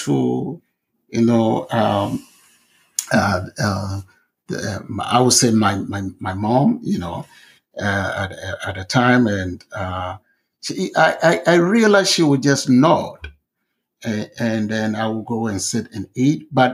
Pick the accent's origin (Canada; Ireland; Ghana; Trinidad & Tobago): Ghana; Winneba, Central Region; moved away as an adult; back in my hometown, I come from a small town in Ghana called Winneba.